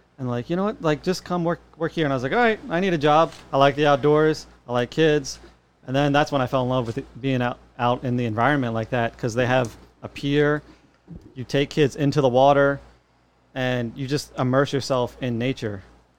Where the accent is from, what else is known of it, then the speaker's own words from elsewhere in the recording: Wilmington, Delaware, United States; moved away as an adult; also born or lived in Myrtle Beach, South Carolina; I am born and raised in Wilmington, Delaware.